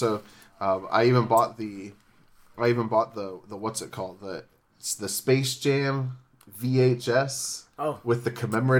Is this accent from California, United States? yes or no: yes; San Diego, California, United States; also born or lived in Illinois; We moved back. I was nine, actually. We moved back from Illinois, and I thought that I should root for a team that was closer to my hometown, which is San Diego.